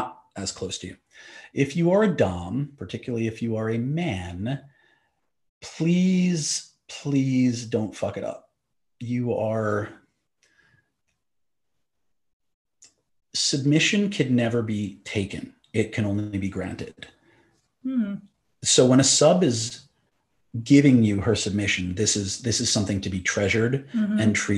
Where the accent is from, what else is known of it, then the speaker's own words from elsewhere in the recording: New York, United States; now in Los Angeles, United States; We're in LA, I'm from New York.